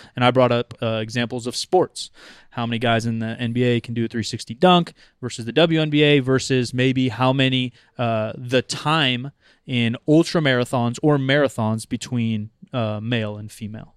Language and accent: English; United States; I'm fucking American